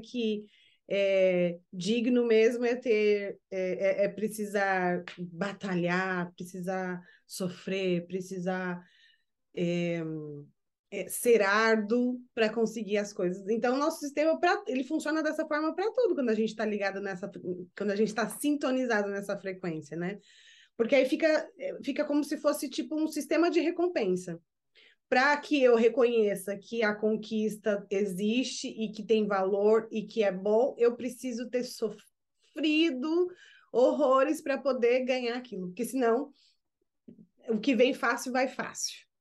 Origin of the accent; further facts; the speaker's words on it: Brazil; now in United States; como brasileiras que somos, eu vivendo nos Estados Unidos, Mana … vivendo no Japão